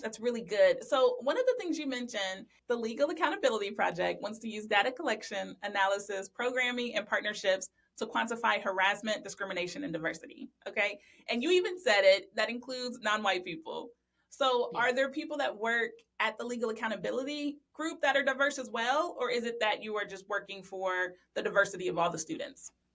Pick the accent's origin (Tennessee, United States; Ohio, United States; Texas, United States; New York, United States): Ohio, United States; also born or lived in Louisiana; I'm from Ohio and we have nine law schools here